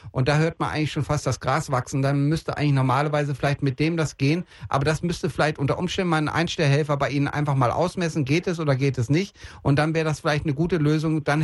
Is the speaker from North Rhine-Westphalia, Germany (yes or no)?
yes; Bielefeld, North Rhine-Westphalia, Germany; born there; Ich komme, ich komme gebürtig aus Bielefeld